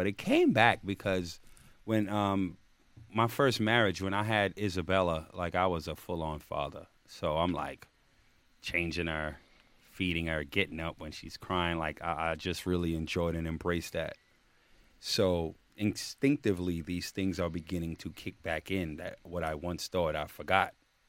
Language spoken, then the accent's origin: English; Jamaica; I'm Jamaican